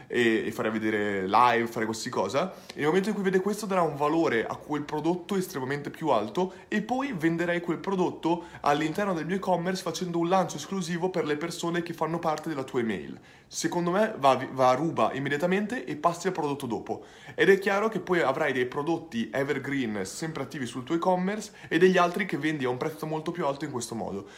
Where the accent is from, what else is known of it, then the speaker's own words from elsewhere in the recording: Bologna, Emilia-Romagna, Italy; now in Australia; Sono nato a Bologna, tutta la mia famiglia è bolognese